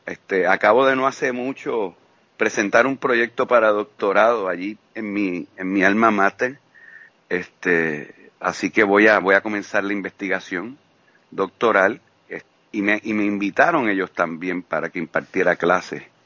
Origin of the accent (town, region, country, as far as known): Puerto Rico; moved away as an adult; also born or lived in Guayama, Puerto Rico; now in Cuba